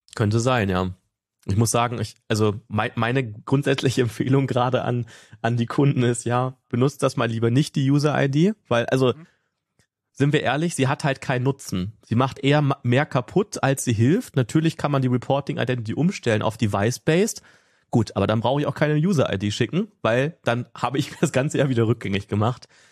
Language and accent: German; Ruhr area, North Rhine-Westphalia, Germany; now in Potsdam, Germany; ursprünglich komme ich da auch so aus der Ecke von dir, Markus, so Ruhrgebiet